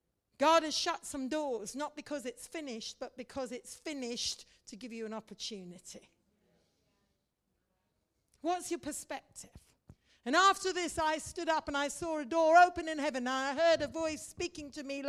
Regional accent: India; You see, I grew up in India. I'm a Mish kid and a preacher's kid, grew up in India.

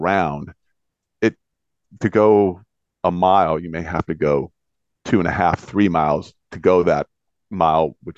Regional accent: Bellevue, Washington, United States; I'm from Bellevue, Washington

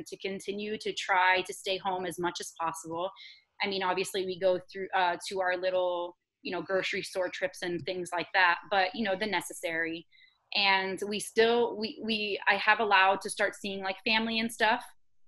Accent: Florida, United States; I actually grew up in Florida, so I'm a born and raised Floridian local girl

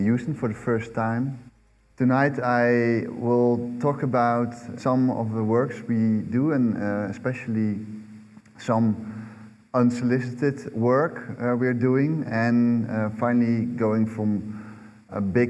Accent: southern Netherlands, Netherlands; I was born in the southern part of the Netherlands, which would always flood every year

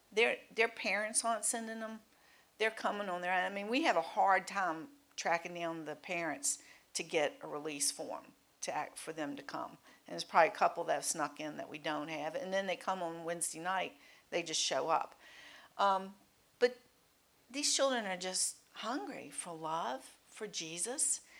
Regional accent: Mechanicsville, Virginia, United States; I grew up, we both grew up in Mechanicsville. I grew up in Studley

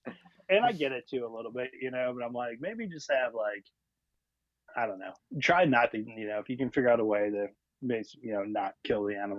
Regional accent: Oconomowoc, Wisconsin, United States; I grew up in Wisconsin

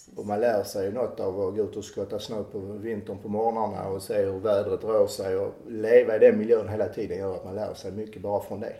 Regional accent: Klågerup, Skåne, Sweden; accent: Skåne; moved away as an adult; also born or lived in Malmö; now in France; Jag är född i Malmö, uppvuxen i Klågerup. Mina föräldrar flyttade till Klågerup när jag var två år gammal

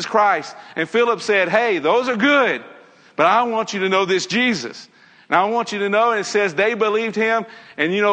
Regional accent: Nashville, Tennessee, United States; I grew up in Tennessee. Grew up in Nashville.

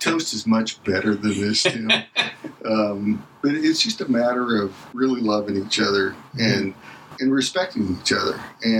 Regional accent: Cincinnati, Ohio, United States; And I grew up in the baseball environment and, you know, growing up in Cincinnati during the Big Red Machine.

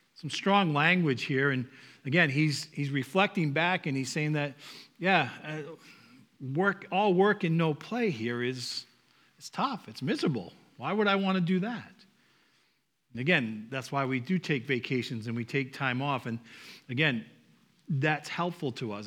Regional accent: Northeast, United States; accent: Northeast; my Northeast accent

